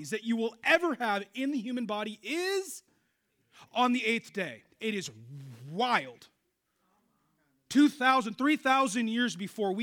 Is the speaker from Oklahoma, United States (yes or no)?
no; Seattle, Washington, United States; I grew up in Seattle, radical feminist